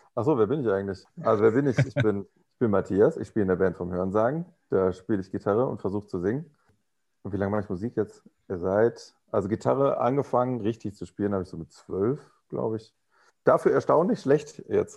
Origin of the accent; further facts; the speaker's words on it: Rhineland, Germany; moved away; ich komme aus dem Rheinland.